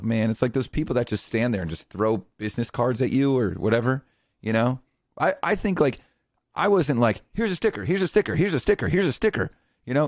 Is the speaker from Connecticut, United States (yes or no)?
yes; Connecticut, United States; I'm from Connecticut